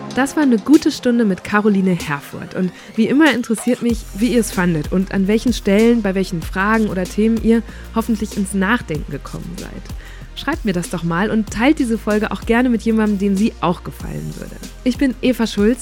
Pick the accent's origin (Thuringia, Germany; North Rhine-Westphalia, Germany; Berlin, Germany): North Rhine-Westphalia, Germany; in NRW, wo ich aufgewachsen bin, also wirklich so richtiger Westen